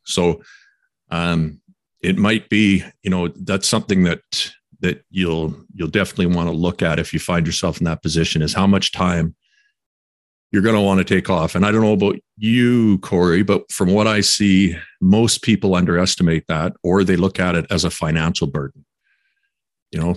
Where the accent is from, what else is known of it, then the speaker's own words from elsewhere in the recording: Quesnel, British Columbia, Canada; moved away; back in my hometown of Quesnel